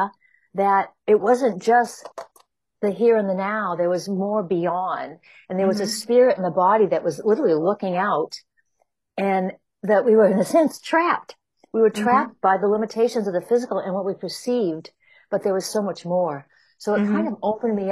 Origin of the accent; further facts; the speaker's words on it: New Hampshire, United States; moved away as an adult; also born or lived in Chicago; now in California, United States; I grew up in New Hampshire on the east coast of the U.S. in a small, very small town.